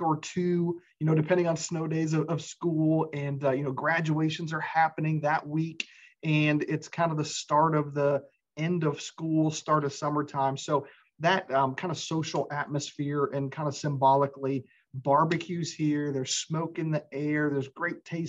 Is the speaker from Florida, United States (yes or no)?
yes; Florida, United States; moved away as an adult; now in Owensboro, United States; I was actually spent most of my life down in Florida. And I've been up here in Owensboro, Western Kentucky for a little over 11 years now